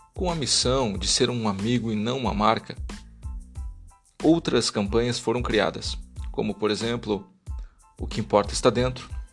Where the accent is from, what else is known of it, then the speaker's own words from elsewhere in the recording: Brazil; Como brasileiros